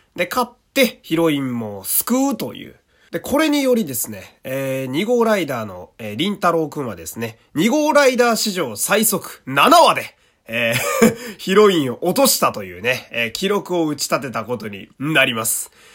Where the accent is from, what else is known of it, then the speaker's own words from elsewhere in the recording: Fukui, Japan; 私の地元である福井県